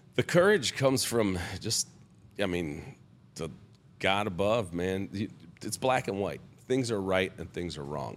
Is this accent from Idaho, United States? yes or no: no; Bloomfield Hills, Michigan, United States; also born or lived in Oak Park, Michigan; I grew up in, uh, Oak Park, Michigan